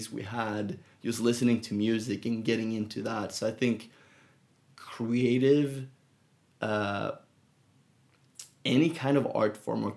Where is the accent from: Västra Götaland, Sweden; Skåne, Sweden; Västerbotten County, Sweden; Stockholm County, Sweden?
Västra Götaland, Sweden; Gothenburg; now in San Francisco, United States; growing up in Sweden in Gothenburg